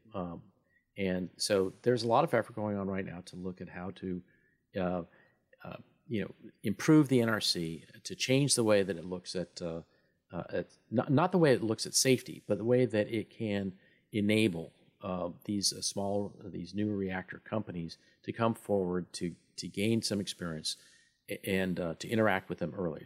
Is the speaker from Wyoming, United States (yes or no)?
yes; Wyoming, United States; I'm from Wyoming